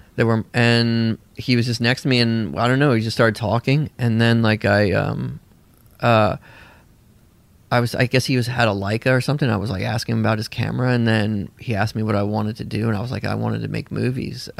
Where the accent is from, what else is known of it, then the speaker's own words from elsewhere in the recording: Nashville, Tennessee, United States; also born or lived in Bolinas, California; I grew up in a commune in Tennessee.